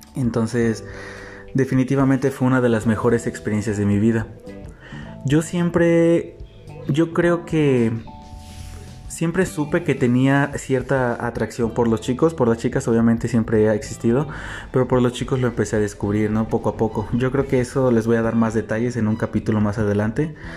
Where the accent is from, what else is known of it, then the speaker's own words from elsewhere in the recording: Xalapa, Veracruz, Mexico; soy de la ciudad de Jalapa, Veracruz